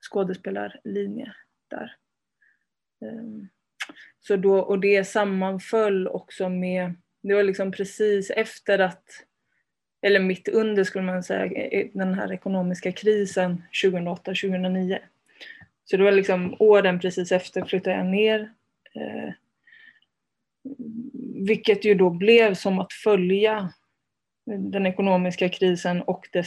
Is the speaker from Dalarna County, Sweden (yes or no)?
no; Värmland, Sweden; also born or lived in Spain; jag kom, jag kom till Sverige när jag var fem med min mamma. Så jag är född i Spanien, jag har en spansk pappa och hela liksom den sidan av släkten är är från Spanien.